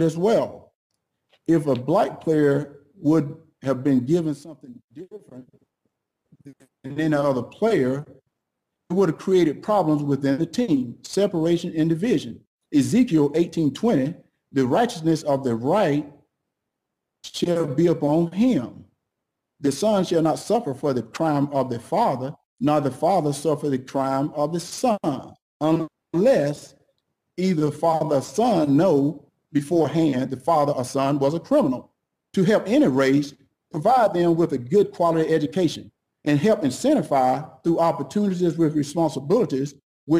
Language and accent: English; United States; We as black American